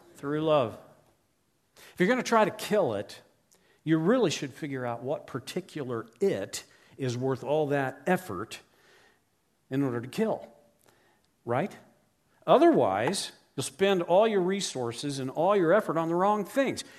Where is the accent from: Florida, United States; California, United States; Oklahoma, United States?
Oklahoma, United States; I grew up in Oklahoma in the U S